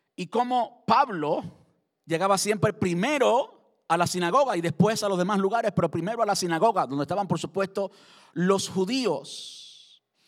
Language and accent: Spanish; Cuba; Cuando yo me encuentro con un cubano y si es de mi tierra, de mi pueblo